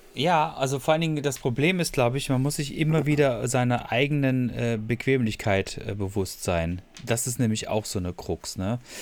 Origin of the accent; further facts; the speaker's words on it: Freiburg, Baden-Württemberg, Germany; moved away; in meiner, in meiner Heimat äh, dort